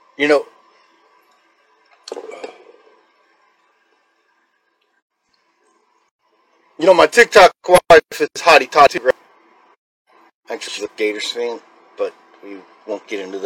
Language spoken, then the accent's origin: English; Chicago / Decatur, Illinois, United States; I grew up in Chicago, South Chicago, in Decatur, Illinois